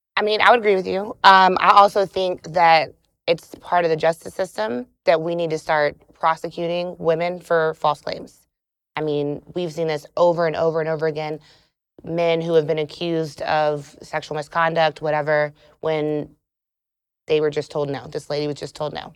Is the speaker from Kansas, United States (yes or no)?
no; South Carolina, United States; now in Atlanta, United States; I'm from South Carolina